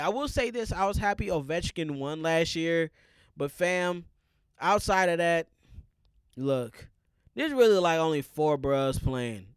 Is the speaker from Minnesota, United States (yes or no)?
yes; Minnesota, United States; as a Minnesotan